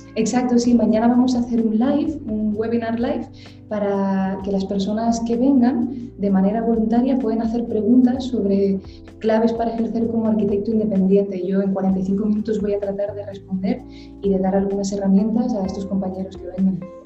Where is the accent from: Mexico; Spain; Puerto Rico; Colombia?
Spain; Gran Canaria, Canary Islands; also born or lived in Madrid / New York; me formé en la isla de Gran Canaria, concretamente, que es de donde yo soy originalmente, yo nací aquí